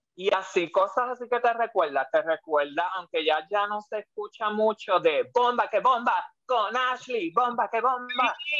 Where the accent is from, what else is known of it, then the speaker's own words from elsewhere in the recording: Puerto Rico; muchos puertorriqueños que escuchamos divas